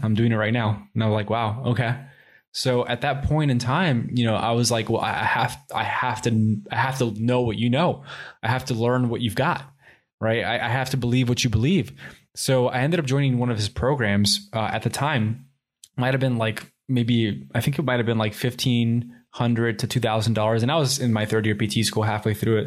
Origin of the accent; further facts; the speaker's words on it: Miami, Florida, United States; also born or lived in Puerto Rico; when we moved from Puerto Rico to Miami, I was about two years old. And I was raised in Miami.